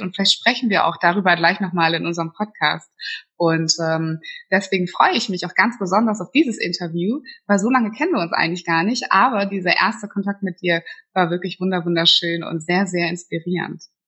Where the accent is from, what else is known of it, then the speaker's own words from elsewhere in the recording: Flensburg, Schleswig-Holstein, Germany; moved away; meine alte Heimat, also sehr, sehr weit im Norden von Deutschland